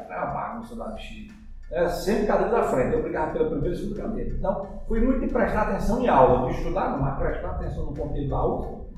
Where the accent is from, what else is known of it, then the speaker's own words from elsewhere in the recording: Arcoverde, Pernambuco, Brazil; eu sou filho natural de Arco Verde, nasci em Arco Verde, meu pai é contabilista, minha mãe dona em casa, sou uma família de mais três irmãos e fiz o meu colegial aqui em Arco Verde